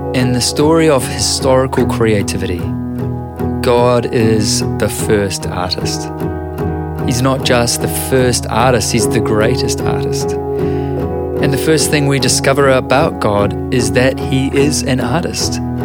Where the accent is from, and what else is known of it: New Zealand